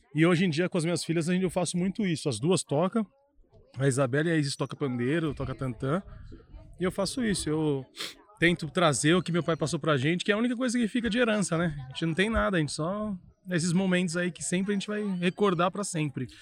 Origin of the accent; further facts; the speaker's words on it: São Paulo, Brazil; a gente aqui de São Paulo